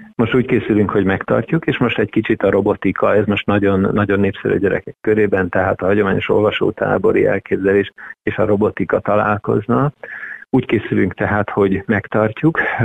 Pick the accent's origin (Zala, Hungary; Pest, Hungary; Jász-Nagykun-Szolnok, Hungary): Jász-Nagykun-Szolnok, Hungary; Tiszaföldvár; moved away as an adult; now in Szeged, Hungary; Tiszaföldvári születésű vagyok